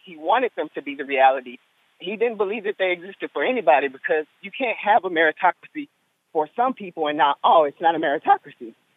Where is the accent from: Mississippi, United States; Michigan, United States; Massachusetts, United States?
Mississippi, United States; also born or lived in Louisiana; I was born in Louisiana, raised in Mississippi